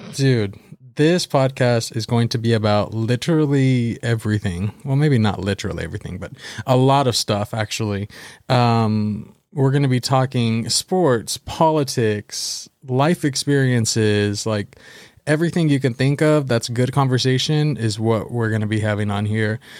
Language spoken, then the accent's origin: English; Baldwin Park, California, United States; I am from Baldwin Park, California